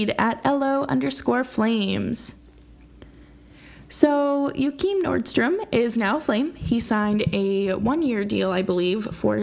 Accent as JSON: {"language": "English", "country": "United States", "tie": "born or raised there", "said": "Growing up as American, growing up in America"}